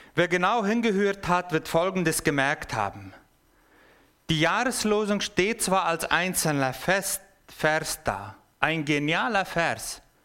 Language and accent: German; Paraguay; moved away as an adult; now in Basel, Switzerland; Ich bin im Paraguay geboren und aufgewachsen. Und zwar von der Volksgruppe, die direkten Zugang zum Himmel haben, das sind die Mennoniten